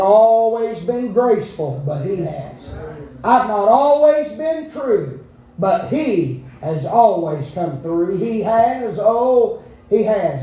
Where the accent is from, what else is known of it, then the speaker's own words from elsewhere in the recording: United States; I'm a redneck from Gatlin, dressed up in a suit